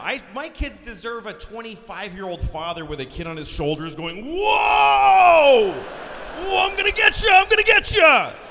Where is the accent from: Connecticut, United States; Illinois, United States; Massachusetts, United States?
Massachusetts, United States; Boston; I'm from Boston